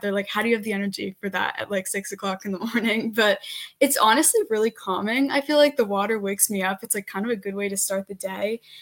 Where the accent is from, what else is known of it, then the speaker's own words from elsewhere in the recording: Medfield, Massachusetts, United States; I am from Medfield, Massachusetts